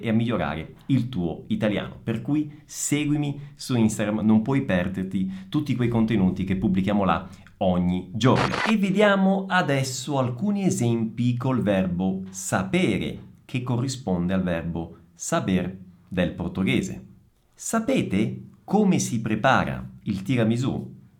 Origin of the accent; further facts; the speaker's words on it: Italy; sono italiano